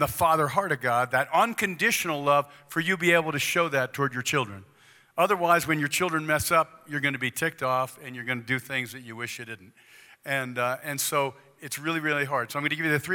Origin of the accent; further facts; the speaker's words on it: East Coast, United States; moved away; I grew up in the East Coast